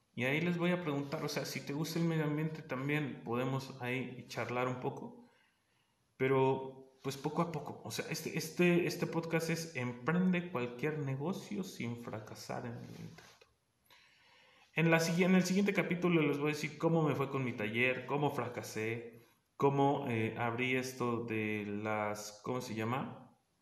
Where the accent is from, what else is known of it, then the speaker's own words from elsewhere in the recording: State of Mexico, Mexico; yo soy del Estado de México